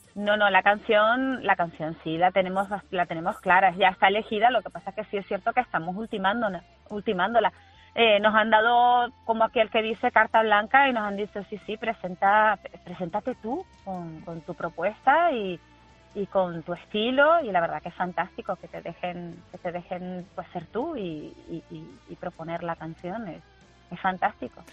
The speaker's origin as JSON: {"language": "Spanish", "region": "Canary Islands", "country": "Spain", "said": "yo soy canaria"}